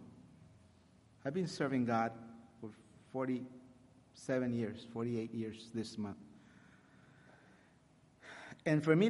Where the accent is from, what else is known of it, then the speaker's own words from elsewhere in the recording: Laredo, Texas, United States; English is a second language; also born or lived in Corpus Christi, Texas; I was born in Corpus Christi. I was raised my entire life in Laredo, Texas, a border town. I did not know really how to speak English